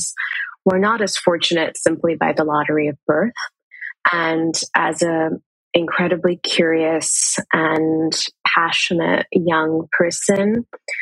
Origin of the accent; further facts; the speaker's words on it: Pakistan; moved away as an adult; now in United States; I grew up in Pakistan